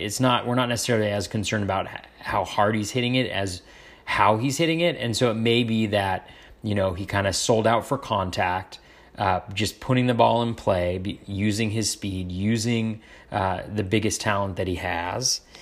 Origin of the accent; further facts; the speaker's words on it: Northern California, United States; moved away as an adult; now in Washington, United States; Both my wife and I grew up in Northern California